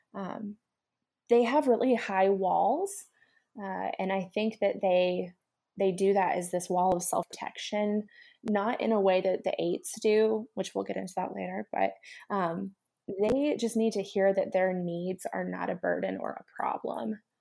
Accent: Nashville, Tennessee, United States; I come from Nashville

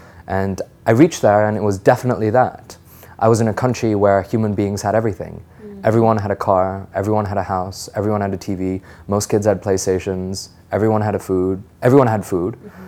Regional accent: Delhi, India; moved away as an adult; also born or lived in Singapore; now in United States; So I was born in Singapore. I lived there for about three years of my life. And then I moved to Delhi. So Delhi has been my home, but I went to the American school in Delhi. So I may sound American, but I'm pure Desi at heart.

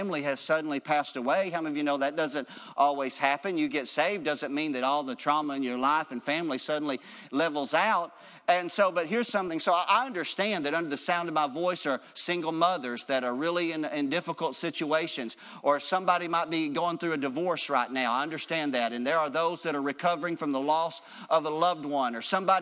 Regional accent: United States; being an American citizen

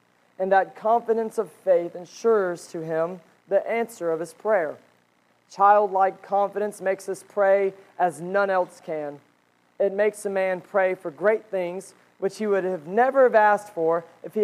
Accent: United States; we as Americans

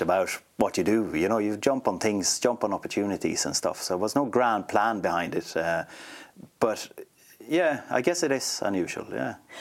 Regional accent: Sweden; moved away as an adult; now in Ireland; I grew up in a small town um, in, in Sweden, right in the middle, right in between Malmö and Stockholm, actually, but near to nowhere

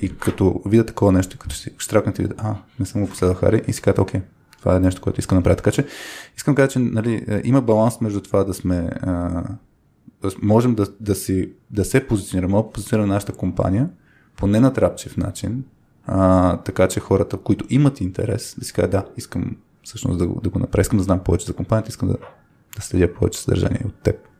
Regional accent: Bulgaria; Живяли сме в България, нали, родени сме в България

